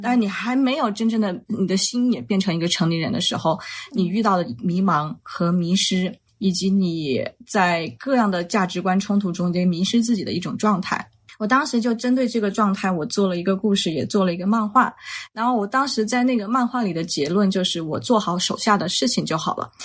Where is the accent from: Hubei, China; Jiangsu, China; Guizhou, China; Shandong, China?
Hubei, China; Wuhan; 我呢是出生在湖北武汉的一个重工业区，叫青山区